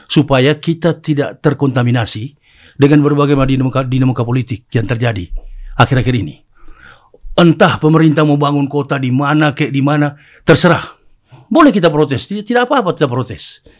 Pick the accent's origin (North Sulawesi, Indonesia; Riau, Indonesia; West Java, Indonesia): North Sulawesi, Indonesia; Manado; Nah, ini di dalam kultus kehidupan kita orang Manado, ini sudah biasa.